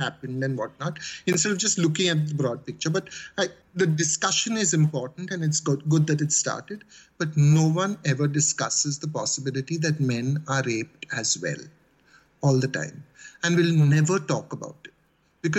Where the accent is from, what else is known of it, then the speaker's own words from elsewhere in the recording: Mumbai, Maharashtra, India; Growing up in Bombay, for me, the policeman was like the ultimate sign of authority and terror mixed up.